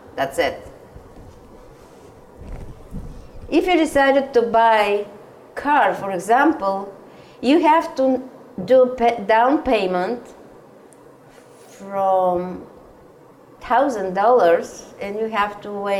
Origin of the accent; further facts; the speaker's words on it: Dimitrovgrad, Haskovo Province, Bulgaria; English is a second language; moved away as an adult; now in Nantucket, United States; So I was born in Bulgaria in a little, very industrial town. It's called Dimitrovgrad town.